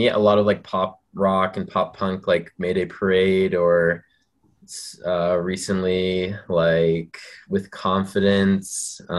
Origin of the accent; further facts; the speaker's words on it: New Hampshire, United States; now in Utah, United States; We're from New Hampshire originally.